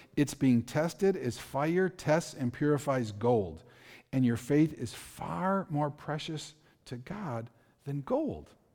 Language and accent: English; Milwaukee, Wisconsin, United States; I grew up in Milwaukee. I, I grew up in a very dangerous area of Milwaukee. I spent my entire childhood there